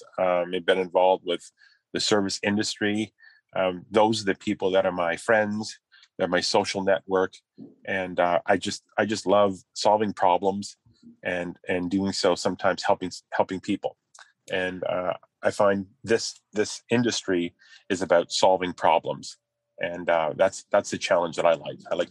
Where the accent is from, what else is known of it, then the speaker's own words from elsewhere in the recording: Carleton Place, Ontario, Canada; started in Carlton Place. It's my hometown